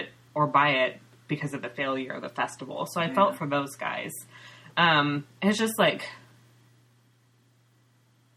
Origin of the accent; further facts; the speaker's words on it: Ukiah, California, United States; now in Seattle, United States; I grew up in Mendocino County, which is part of the Emerald Triangle